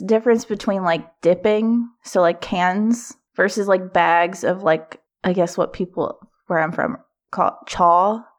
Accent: Kentucky, United States; now in Baltimore, United States; I did grow up in like very rural Kentucky

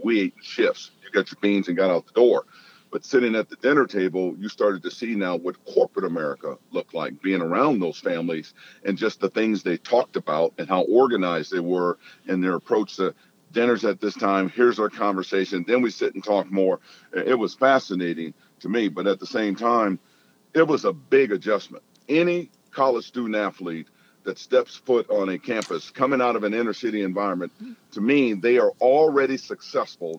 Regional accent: Rockford, Illinois, United States; moved away as an adult; also born or lived in Eugene, Oregon; growing up in Rockford

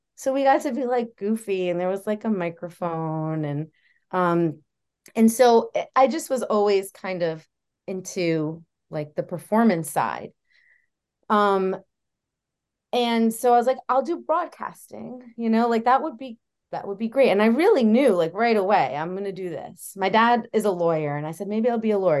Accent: New Jersey, United States; moved away as an adult; also born or lived in Oswego, New York; I grew up in New Jersey

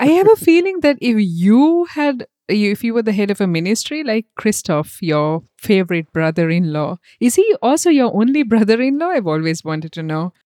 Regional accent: Sri Lanka; now in Germany; I come from Sri Lanka

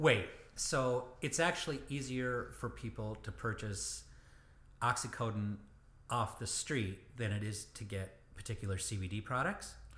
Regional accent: Michigan, United States; I grew up in Michigan

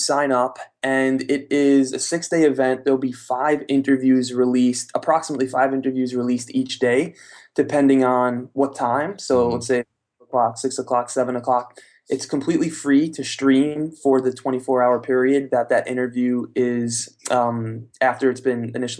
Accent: New York, United States; So from New York, I'm from New York.

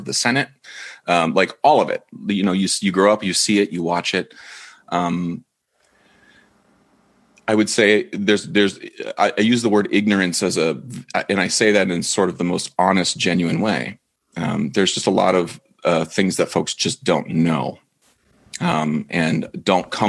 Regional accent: Dover, Ohio, United States; I grew up in Dover, Ohio.

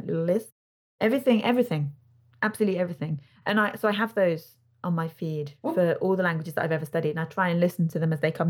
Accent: England, United Kingdom; accent: very English; my very English accent

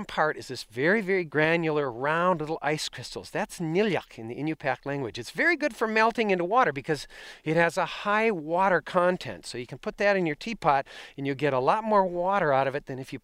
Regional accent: southern Wisconsin, United States; moved away as an adult; also born or lived in Wainwright, Alaska / Barrow, Alaska; my home in Wisconsin where I'd grown up

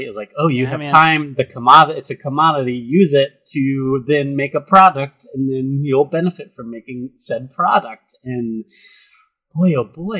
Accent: Perry, New York, United States; my hometown of Perry, New York

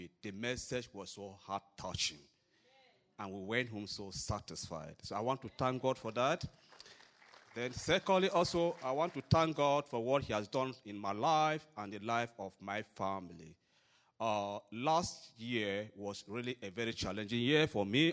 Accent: Cameroon; moved away as an adult; also born or lived in Ohio, United States; now in United States; I'm from Cameroon, Africa, and we have been in the U.S. basically for about 4 years.

